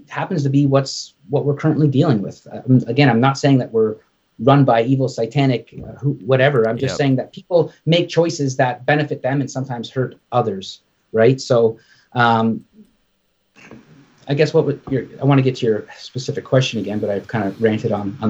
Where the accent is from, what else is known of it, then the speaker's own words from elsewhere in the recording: Canada; I'm Canadian